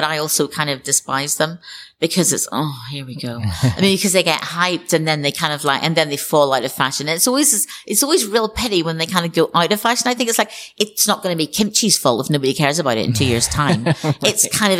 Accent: Northern Ireland, United Kingdom; when I was growing up in Northern Ireland

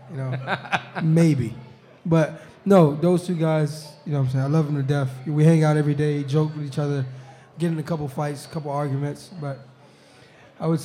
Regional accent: Miami, Florida, United States; moved away; I'm from Miami

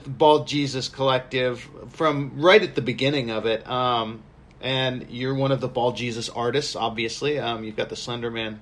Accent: Southern California, United States; also born or lived in Pacific Northwest; now in Hawaii, United States; I grew up in Southern California

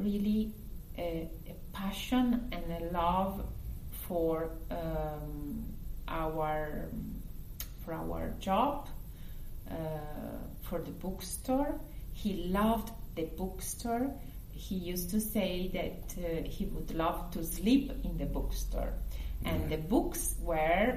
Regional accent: Milan, Lombardy, Italy; English is a second language; also born or lived in United States / Paris; I grew up in Milan

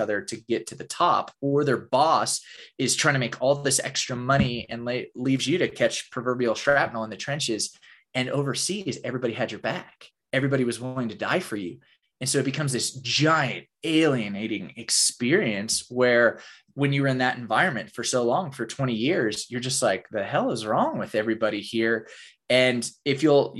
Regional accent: Oklahoma, United States; I grew up in Oklahoma in the buckle of the Bible Belt

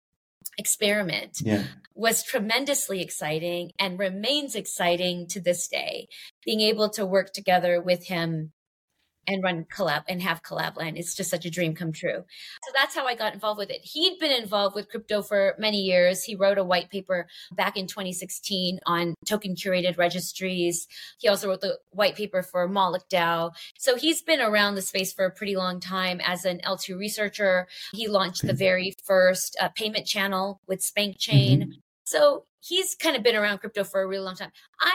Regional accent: Los Angeles, California, United States; I grew up in Los Angeles

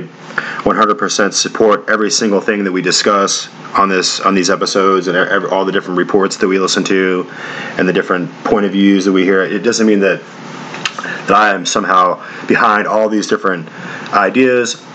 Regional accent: United States; as an American man

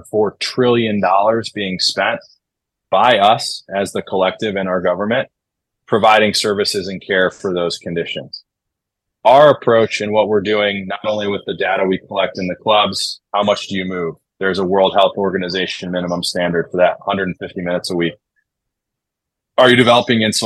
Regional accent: Chicago, Illinois, United States; moved away as an adult; also born or lived in Denver / Dartmouth; now in Los Angeles, United States; I grew up in Chicago in the Midwest, like California, LA, and where I grew up might as well be, you know, two entirely different universes

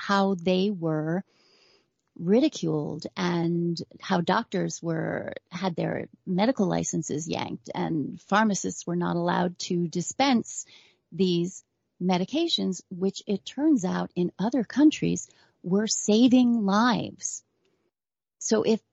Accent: New York, United States; I'm a New Yorker going way back

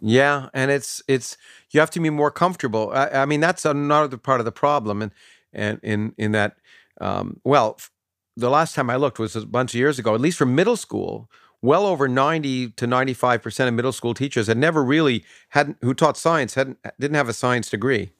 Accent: Canada; growing up in Canada

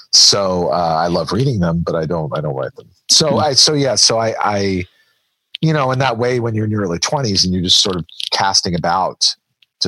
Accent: Washington, District of Columbia, United States; I come from Washington, D.C. And so I come from a family that is, we were surrounded by government and public service.

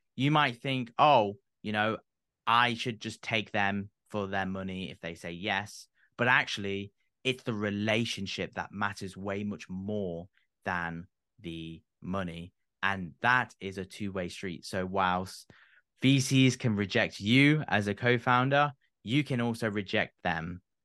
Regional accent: United Kingdom; being British myself

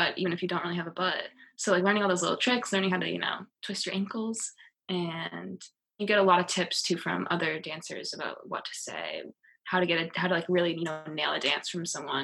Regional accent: East Coast, United States; moved away as an adult; also born or lived in Los Angeles; I'm from the East Coast

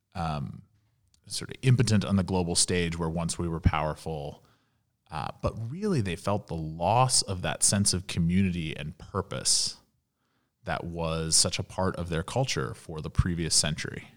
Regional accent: Louisville, Kentucky, United States; moved away as an adult; also born or lived in Washington, D.C. / New York; growing up in Louisville, Kentucky

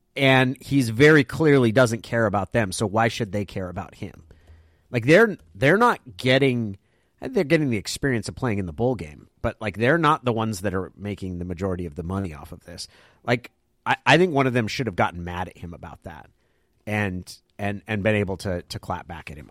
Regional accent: Klamath Falls, Oregon, United States; moved away; also born or lived in Santa Cruz; I come from Klamath Falls

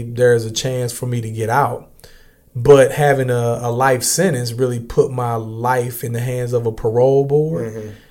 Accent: East St. Louis, Illinois, United States; I grew up in East St. Louis, Illinois

